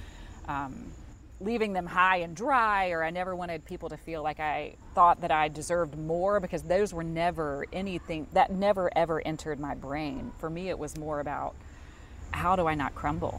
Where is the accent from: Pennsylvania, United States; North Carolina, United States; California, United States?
North Carolina, United States; Charlotte; an anchor in my hometown